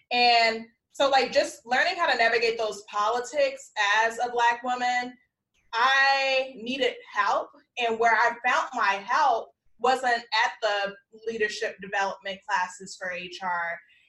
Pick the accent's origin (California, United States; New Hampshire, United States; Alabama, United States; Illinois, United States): Illinois, United States; South Holland; now in Texas, United States; Like, I'm very specific when I meet people. I'm like, I'm from Chicagoland because I grew up in South Holland.